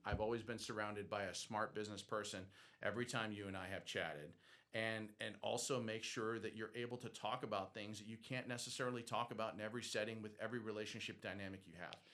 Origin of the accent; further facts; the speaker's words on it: Boston, Massachusetts, United States; also born or lived in Athens, Georgia; now in Georgia, United States; I'm from Boston